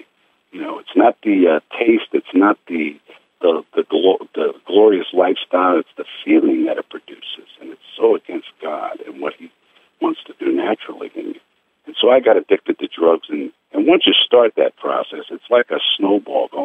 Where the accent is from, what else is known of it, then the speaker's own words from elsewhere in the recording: New York, United States; I was born in New York.